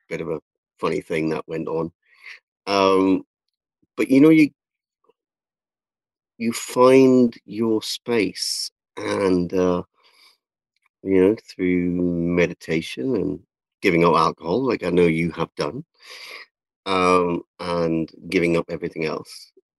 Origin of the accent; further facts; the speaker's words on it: South Shields, North East England, United Kingdom; I'm from South Shields, from the city of Sarah Milliken and the ….